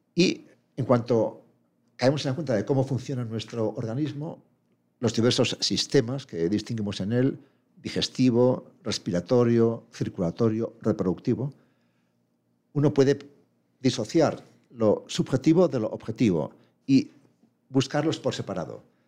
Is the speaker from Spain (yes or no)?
yes; Madrid, Community of Madrid, Spain; moved away as an adult; now in Pamplona, Spain; De nacimiento soy madrileño, fui a Pamplona a estudiar la carrera y ya me quedé allí como docente